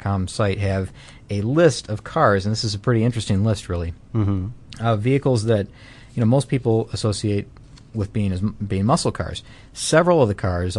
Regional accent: Detroit, Michigan, United States; moved away; I'm from Michigan, Detroit

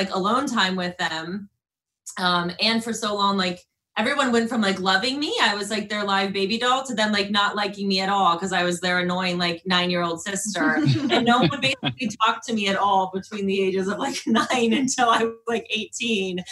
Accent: Canton, Ohio, United States; We're like five minutes from the Football Hall of Fame

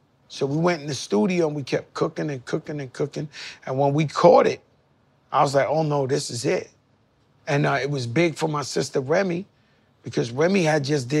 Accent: Bronx, New York, United States; born there; I come from Bronx, Lebanon Hospital. I grew up dead broke, poor.

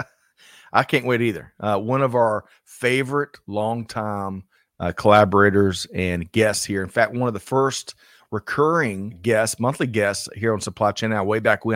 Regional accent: South Carolina, United States; my home state of South Carolina

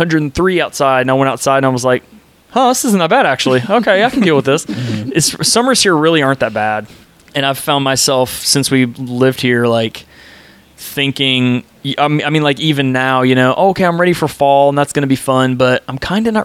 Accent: Nashville, Tennessee, United States; moved away as an adult; also born or lived in Atlanta, Georgia; now in Dallas, United States; I'm originally from Atlanta, and then when I was a kid, I moved to Tennessee, and then I spent most of my life in Tennessee

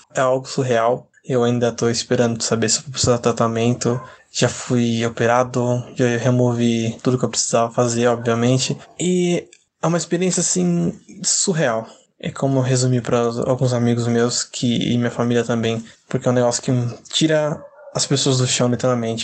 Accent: interior of São Paulo, Brazil; sou do interior de São Paulo, moro em Campo Limpo Paulista

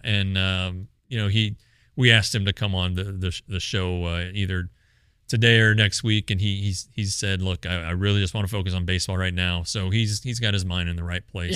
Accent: Colorado, United States; I'm I'm from Colorado

